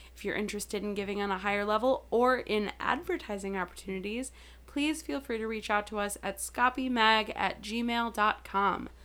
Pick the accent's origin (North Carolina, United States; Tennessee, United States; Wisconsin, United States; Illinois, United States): Wisconsin, United States; Milwaukee; now in Chicago, United States; I was born in Milwaukee.